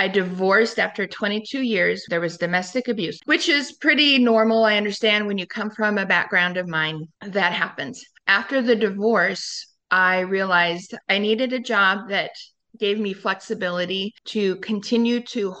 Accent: Sedro-Woolley, Washington, United States; I was raised in Cedar Woolley. My dad raised me by himself until I was 3 years old.

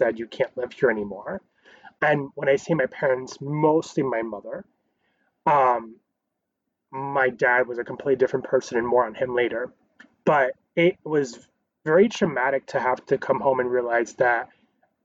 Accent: New York City, New York, United States; I was born in Queens

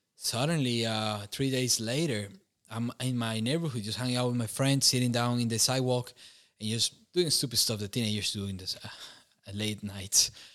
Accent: Costa Rica; moved away as an adult; now in Romania; growing up in Costa Rica was, uh, pretty warm, and humid

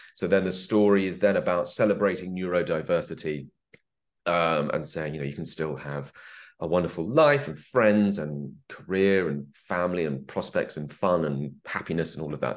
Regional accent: England, United Kingdom; I'm English

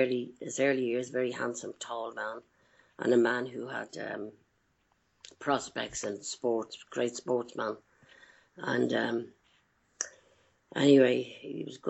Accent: Dublin, Leinster, Ireland; moved away; Growing up in Dublin, in my childhood, my background is one of pain and betrayal

